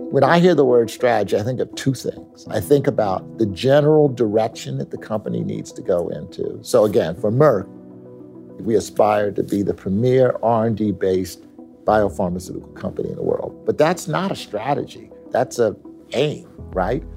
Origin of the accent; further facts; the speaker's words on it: Philadelphia, Pennsylvania, United States; I came back to my hometown of Philadelphia